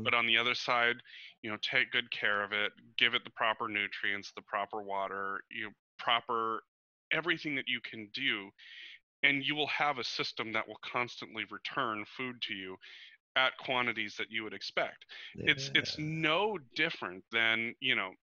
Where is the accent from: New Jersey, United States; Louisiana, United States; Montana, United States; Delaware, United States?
Montana, United States; growing up in Montana, where I always considered myself a conservationist